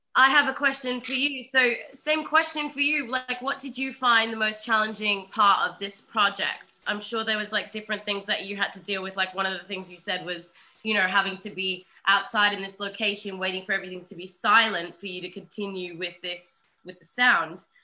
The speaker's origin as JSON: {"language": "English", "country": "Australia", "said": "I am an Aussie"}